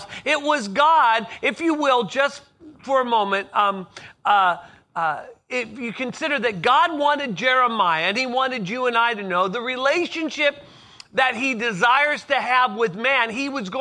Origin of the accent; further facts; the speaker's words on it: Southern California, United States; I grew up in Southern California